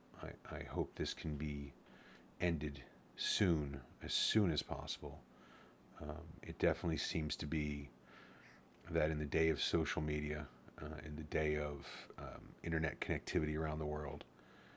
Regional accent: United States; being an American

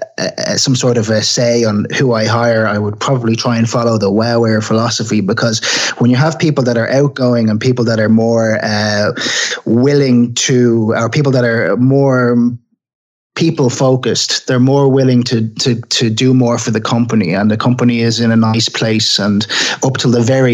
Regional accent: Dublin, Leinster, Ireland; I grew up in Dublin in Ireland.

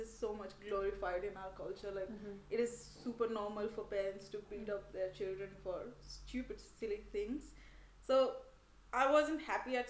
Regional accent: India; moved away as an adult; now in Berlin, Germany; And I'm from India. I moved to Berlin a year ago

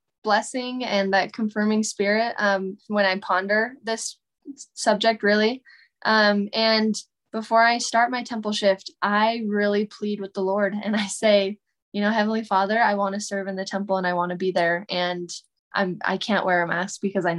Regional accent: Federal Way, Washington, United States; also born or lived in Auburn, Washington / Bellevue, Washington; I grew up around Bellevue, in Federal Way, Washington, and Auburn, Washington.

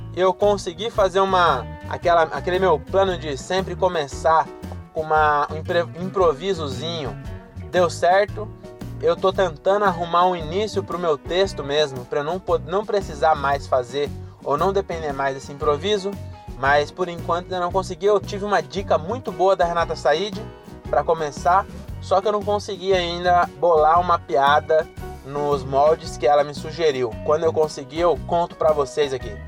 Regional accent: Francisco Morato, São Paulo, Brazil; Eu vim de Morato

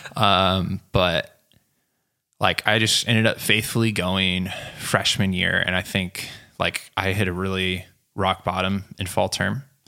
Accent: Selah, Washington, United States; moved away as an adult; also born or lived in Oregon; I grew up near Yakima, Washington, which most of you have never been there. Some of you have heard of it. And I grew up in a small town called Sela.

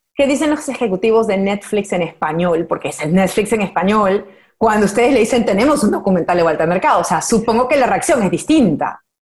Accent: Peru; moved away as an adult; also born or lived in Miami, United States; now in Los Angeles, United States; yo soy peruana

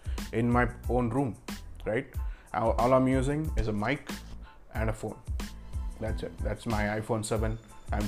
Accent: Bangalore, Karnataka, India; I'm from Bangalore, India

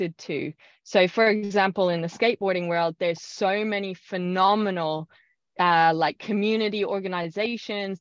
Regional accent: Ireland; now in Australia; I grew up in Ireland

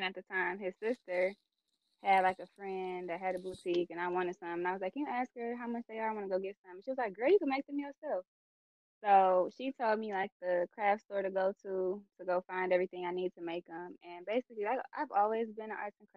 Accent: Southfield, Michigan, United States; I'm from Southfield

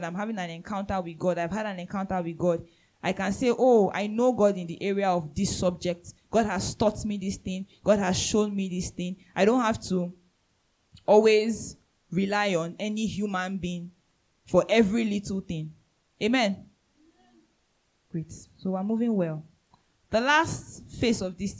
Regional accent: Nigeria; I'm a citizen of heaven first before I'm a Nigerian.

